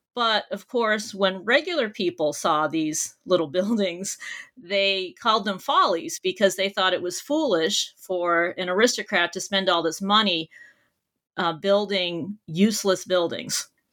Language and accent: English; Boston, Massachusetts, United States; I grew up near Boston, Massachusetts, and I did all of my schooling there as well.